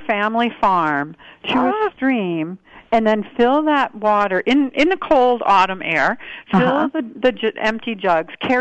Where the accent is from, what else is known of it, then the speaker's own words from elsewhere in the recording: Wisconsin, United States; moved away; also born or lived in Honolulu, Hawaii; I was born and raised half of my childhood in Wisconsin, and my mother's family has been home-based in Honolulu, Hawaii for more than 100 years